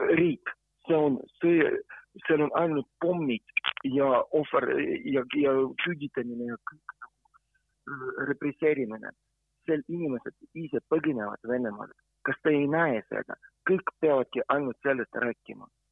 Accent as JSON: {"language": "Estonian", "country": "Ukraine", "second_language": "Estonian", "moved": "yes", "lives_now": "Estonia", "said": "mina olen ukrainlane, aga ma olen Eesti kodanik ka"}